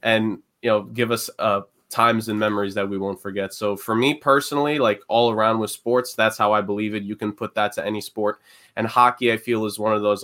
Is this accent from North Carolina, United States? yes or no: no; New York City, New York, United States; growing up in New York City, in the public schools